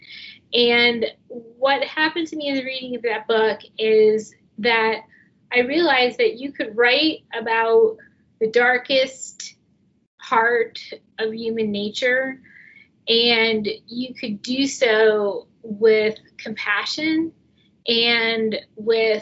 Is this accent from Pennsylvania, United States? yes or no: no; New Jersey, United States; the town where I grew up in New Jersey